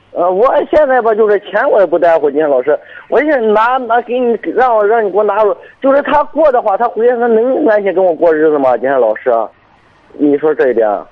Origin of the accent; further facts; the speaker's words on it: Binzhou, Shandong, China; 滨州这边儿的